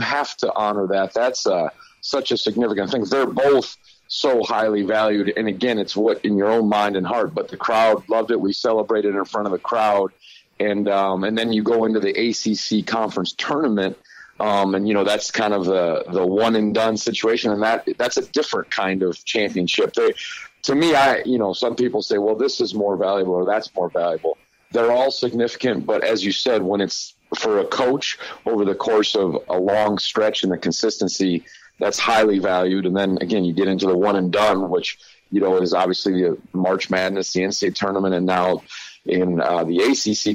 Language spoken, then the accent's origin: English; Midwest, United States; moved away; growing up in the Midwest and my father coaching in the Big Ten